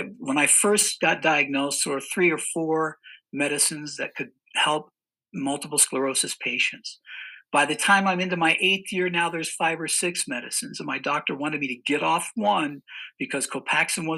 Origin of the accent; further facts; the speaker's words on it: Cañon City, Colorado, United States; moved away as an adult; come back to my home state, Colorado, and come back to my hometown, which is Canyon City, Colorado, a very small town in the southern part of the state.